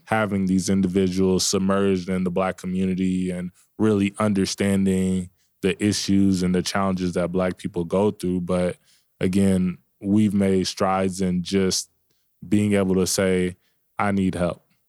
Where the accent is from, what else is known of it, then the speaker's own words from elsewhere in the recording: Dallas, Texas, United States; moved away; I'm from Dallas